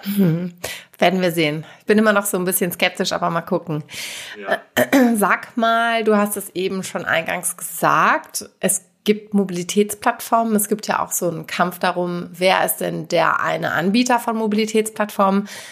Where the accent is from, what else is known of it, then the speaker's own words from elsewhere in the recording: Hamburg, Germany; in der Stadt hier, in meiner Heimatstadt in Hamburg